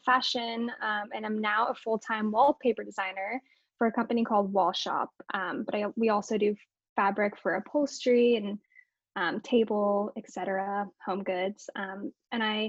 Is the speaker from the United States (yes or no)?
yes; Northern California, United States; where I grew up in Northern California